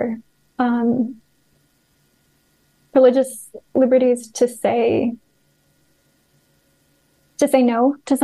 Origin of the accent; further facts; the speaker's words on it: United States; moved away; my home country